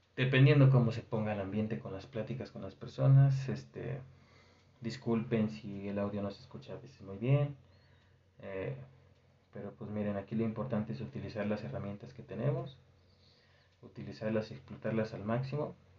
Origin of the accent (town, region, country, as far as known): Mexico